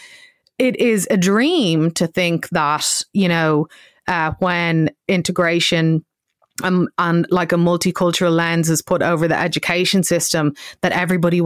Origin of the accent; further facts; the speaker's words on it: Ireland; us as white Irish people